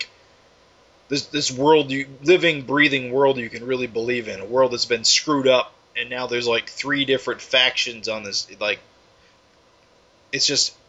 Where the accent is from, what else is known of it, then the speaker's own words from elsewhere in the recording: United States; I'm American